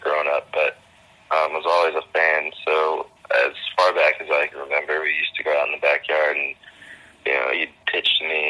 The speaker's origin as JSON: {"language": "English", "town": "Niskayuna", "region": "New York", "country": "United States", "tie": "born or raised there", "also_born_or_lived": "Melrose, Massachusetts / Malden, Massachusetts", "said": "I was born in Melrose, Massachusetts, which is near Boston, but I lived in Malden for just my first 3 years. So I don't really remember it too well, to be honest. We moved to New York when I was three, my dad's work. And yeah, it's Niskayuna"}